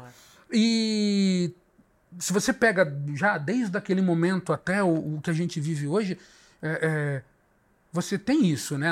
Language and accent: Portuguese; Brazil